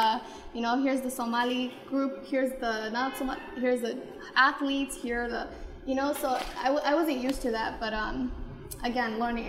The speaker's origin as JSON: {"language": "English", "country": "United States", "tie": "born or raised there", "said": "I grew up in America, and I didn't have women that looked like me or little girls, so I know what it's like to not have"}